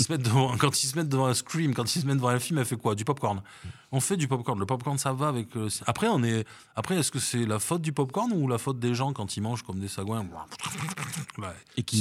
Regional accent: Paris, Île-de-France, France; born there; also born or lived in Bordeaux; now in Nice, France; je suis parisien de cœur et ça on me l'enlèvera jamais parce que je suis né là-bas et que, voilà. je suis bordelais aussi parce que j'y ai vécu quand même presque 40 ans

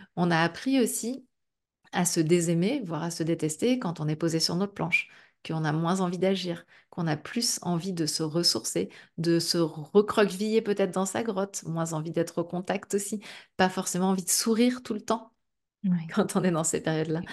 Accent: Brittany, France; je suis bretonne aussi, donc euh, pas très loin de la mer

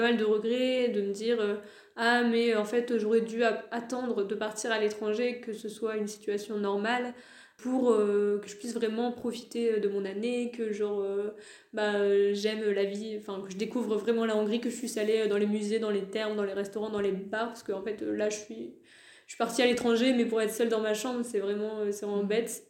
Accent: France; first language French; moved away as an adult; also born or lived in Hungary; de chez moi en France

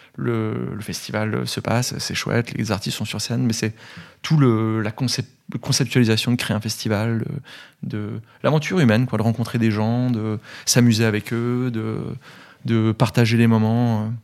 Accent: Gevrey-Chambertin, Bourgogne-Franche-Comté, France; moved away; also born or lived in Dijon; Je viens de Dijon, je suis bourguignon, de Gevrey-Chambertin même, donc à une dizaine de kilomètres de Dijon.

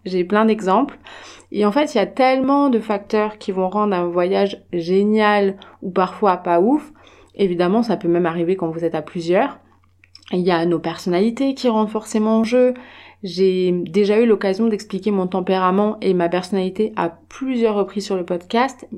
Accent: France; je viens de France

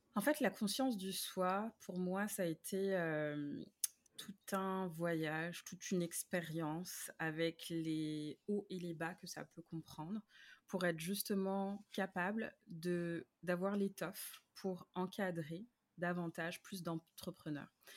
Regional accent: Paris, Île-de-France, France; moved away as an adult; now in Montreal, Canada; je viens de France, de Paris, plus précisément, mais euh, j'habite à Montréal depuis depuis 2008

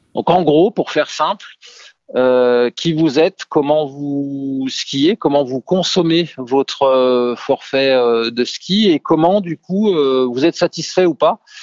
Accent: Savoy, Auvergne-Rhône-Alpes, France; also born or lived in Cambridge, England / Lyon; je suis savoyard

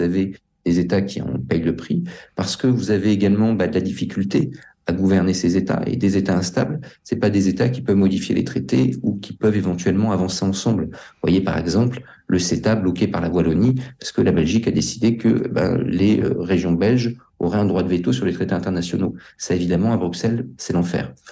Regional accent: France; nous sommes français

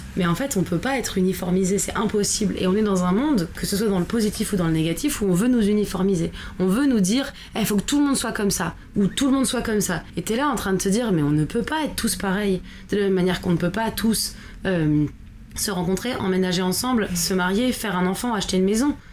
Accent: France; on est des Français

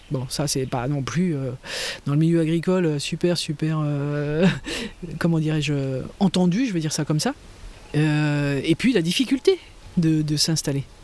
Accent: Manche, Normandy, France; now in Tourves, France; Je suis née en Normandie, dans la Manche, et dans une famille de paysans.

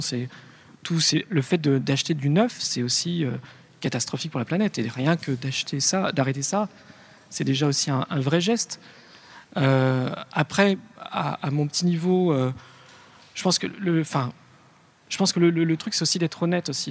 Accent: Lyon, Auvergne-Rhône-Alpes, France; je suis né à Lyon, c'est quand même la ville de la, bouffe

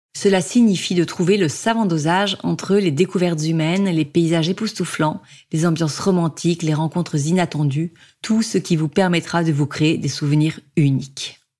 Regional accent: Toulon, Provence-Alpes-Côte d'Azur, France; je viens de Toulon

